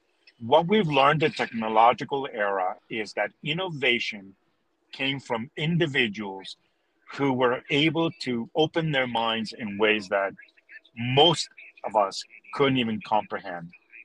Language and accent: English; Canada; also born or lived in Chile; it's growing up in Canada has made me love that, especially when I come from a country like Chile, where every day is summer, right?